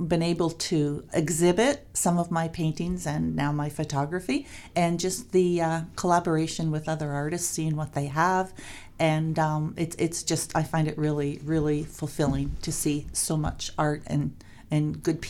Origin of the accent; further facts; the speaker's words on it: Port Sydney, Ontario, Canada; Born and raised in Port Sydney.